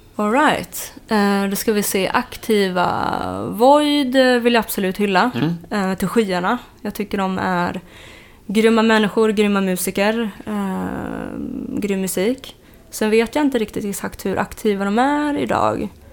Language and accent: Swedish; Uppsala, Uppsala County, Sweden; jag kommer från Uppsala Eh, och född där och uppvuxen då